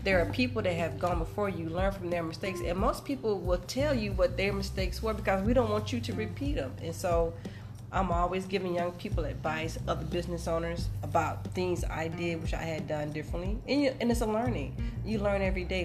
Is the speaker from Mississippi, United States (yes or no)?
yes; Mississippi, United States; I'm from Mississippi, uh, Mississippi girl, proud